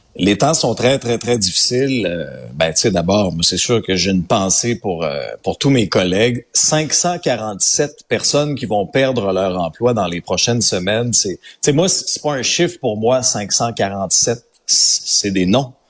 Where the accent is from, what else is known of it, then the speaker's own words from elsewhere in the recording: Abitibi, Quebec, Canada; moved away; also born or lived in Outaouais; je suis un gars de région. Tu sais, j'ai grandi en Abitibi, j'ai vécu en Outaouais aussi